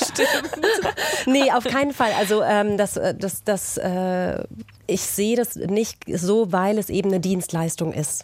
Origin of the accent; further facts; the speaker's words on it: Austria; als Österreicherin selbst